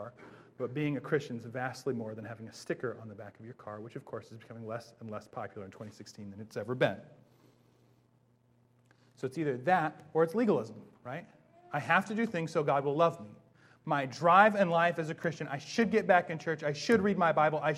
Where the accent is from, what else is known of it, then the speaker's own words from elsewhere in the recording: Bellingham, Washington, United States; I grew up in Bellingham